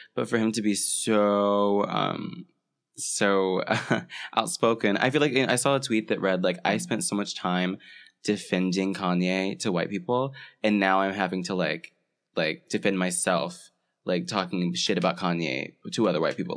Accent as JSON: {"language": "English", "region": "Florida", "country": "United States", "moved": "as an adult", "said": "I'm from Florida, so I, and I had never seen a winter"}